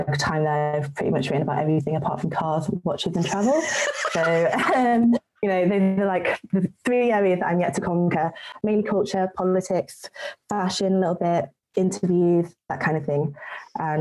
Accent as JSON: {"language": "English", "country": "United Kingdom", "said": "I'm British"}